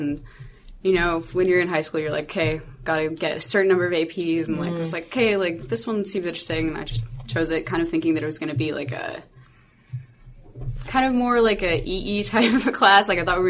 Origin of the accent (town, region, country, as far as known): Seattle, Washington, United States